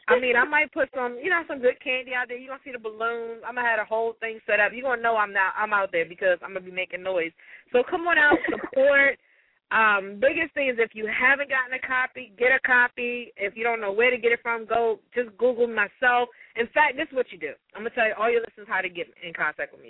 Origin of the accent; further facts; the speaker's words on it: Prince George's County, Maryland, United States; also born or lived in Washington, D.C. area; I grew up in the Prince George's County and some of the D.C. area